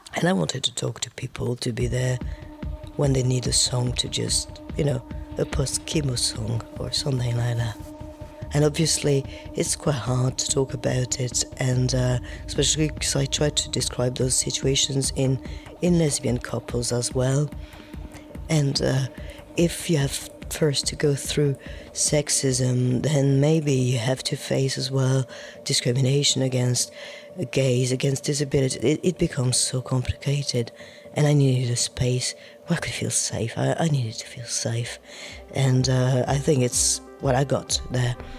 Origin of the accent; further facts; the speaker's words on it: Marseille, Provence-Alpes-Côte d'Azur, France; English is a second language; I come from Marseille, it's in the south of France